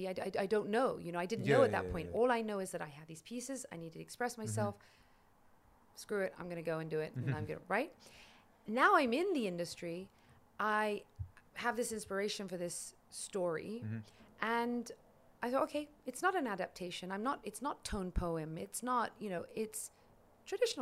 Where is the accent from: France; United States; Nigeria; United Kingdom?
United Kingdom; London; born and raised in London, in England